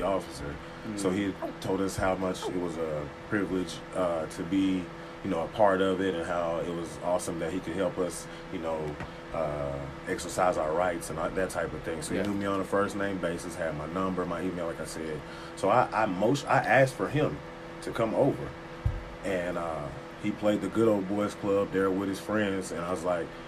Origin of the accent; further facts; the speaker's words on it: Texas, United States; now in Arkansas, United States; I'm from Texas